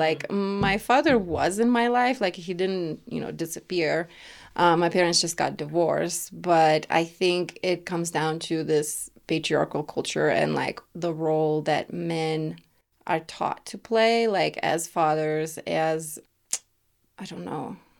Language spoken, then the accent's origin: English; Lithuania; English is a second language; now in Denver, United States; growing up in Lithuania with a single mom